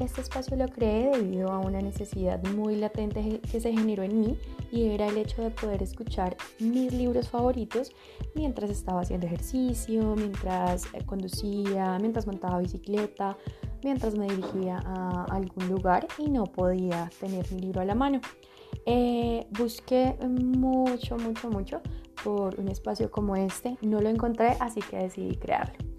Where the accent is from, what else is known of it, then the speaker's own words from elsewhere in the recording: Bogotá, Colombia; soy colombiana de la ciudad de Bogotá